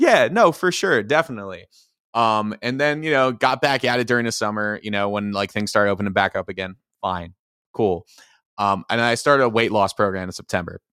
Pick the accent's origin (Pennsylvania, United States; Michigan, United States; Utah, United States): Pennsylvania, United States; Philadelphia; moved away as an adult; also born or lived in Iowa; now in Minnesota, United States; when I was moving from Philly, 'cause I grew up out there